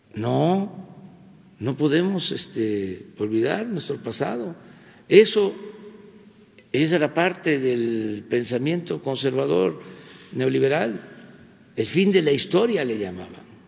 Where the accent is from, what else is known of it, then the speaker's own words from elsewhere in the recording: Mexico; todos somos mexicanos